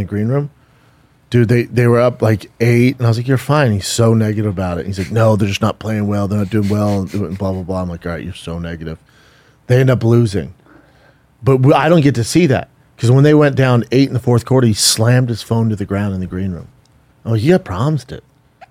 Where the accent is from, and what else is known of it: Aurora, Colorado, United States; born or raised there